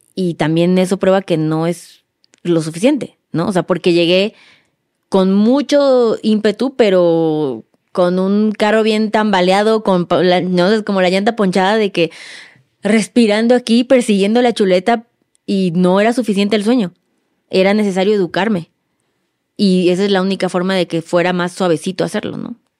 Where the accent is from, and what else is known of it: Mexico